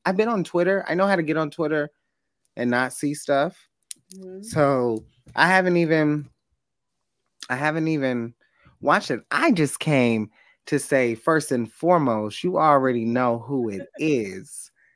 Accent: Nashville, Tennessee, United States; at the Nashville SC game holding it down in my hometown

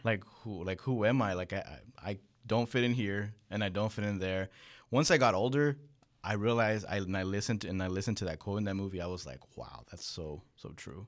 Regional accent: California, United States; born in California, but I'm the first generation American

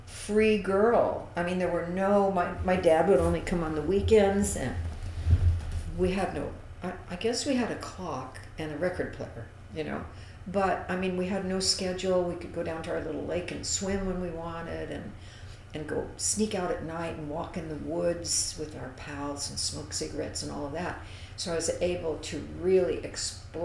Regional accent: San Francisco, California, United States; also born or lived in Richmond area, East Bay, California; when I was a teen, I was in the seventh grade, end of the seventh grade. We moved from San Francisco across the bay to this kind of posh neighborhood

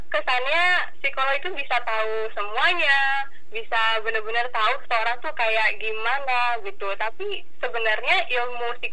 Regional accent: Jakarta, Indonesia; now in Yogyakarta, Indonesia; Iya, aku dari Jakarta.

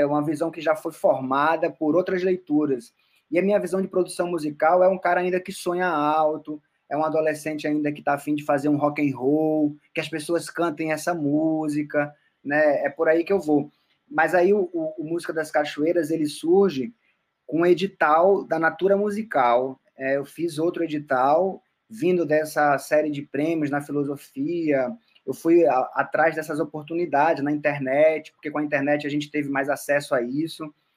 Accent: Roraima, Brazil; moved away as an adult; also born or lived in Paraíba; now in Manaus, Brazil; Eu nasci na Paraíba, mas fui muito jovem com minha mãe né, para Roraima. Minha mãe fez um concurso público em Roraima, e eu, com sete anos, né, comecei a minha vida de nortista

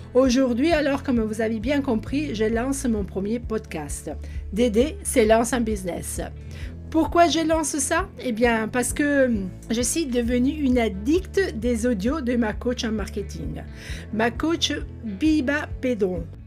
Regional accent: Italy; French is a second language; moved away as an adult; now in France; je suis italienne. Oui, pour ceux qui se posaient la question d'où ça vient cet accent euh, bizarroïde. Je suis arrivée en France à l'âge de 22 ans

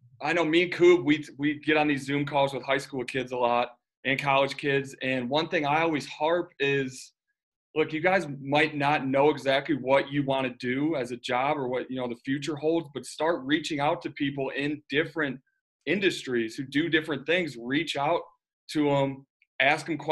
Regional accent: Traverse City, Michigan, United States; moved away as an adult; now in Denver, United States; I'm originally from Traverse City, Michigan

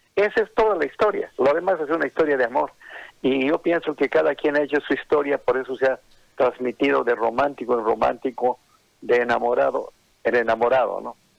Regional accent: Oruro, Bolivia; accent: colla; now in Santa Cruz, Bolivia; mi acento netamente colla, ¿no? y me siento orgulloso de, de, de, ser orureño

